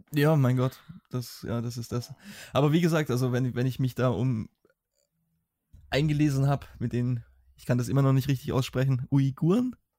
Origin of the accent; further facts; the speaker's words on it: Germany; als Deutscher